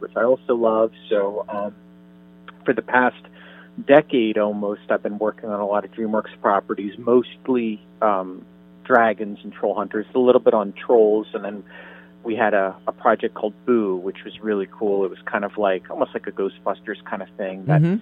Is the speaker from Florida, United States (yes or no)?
yes; Miami, Florida, United States; when I was growing up in Miami